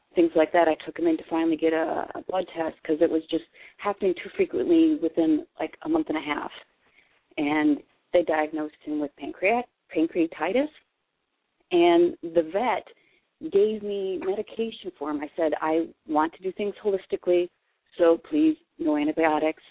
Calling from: Pennsylvania, United States; I'm calling from Pennsylvania

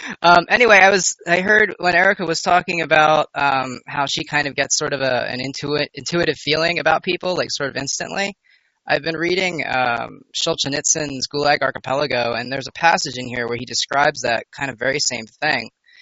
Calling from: New York, United States; Brent, I'm from New York.

